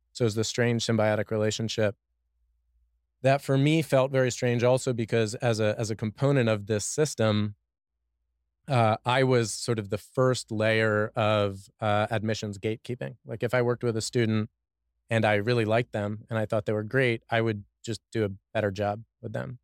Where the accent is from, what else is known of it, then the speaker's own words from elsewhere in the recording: Washington, District of Columbia, United States; also born or lived in Boston / China / San Francisco / Mexico; now in Austin, United States; I'm from Washington, D.C.